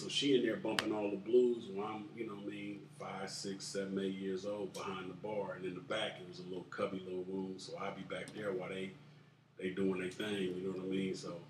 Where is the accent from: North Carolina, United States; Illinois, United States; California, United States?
California, United States; Oakland; Oakland born and raised.